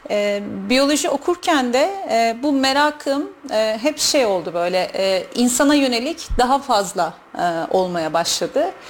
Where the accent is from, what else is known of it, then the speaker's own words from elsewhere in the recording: Kayseri Province, Turkey; Ee, Kayseri'de doğdum, Kayseri'de büyüdüm. Türkiye'nin farklı şehirlerinde yaşadım bir müddet.